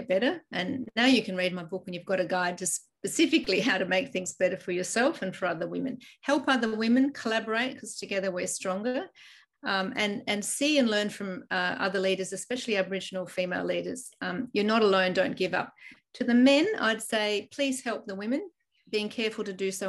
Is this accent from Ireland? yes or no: yes; Ireland; moved away; I was born in Ireland and my home country